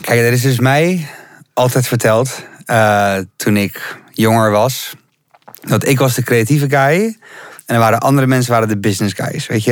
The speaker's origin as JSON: {"language": "Dutch", "town": "Rotterdam", "region": "South Holland", "country": "Netherlands", "tie": "born or raised there", "moved": "as an adult", "lives_now": "Amsterdam, Netherlands", "said": "ik kom uit Rotterdam, ik woon hier nu ook zes jaar."}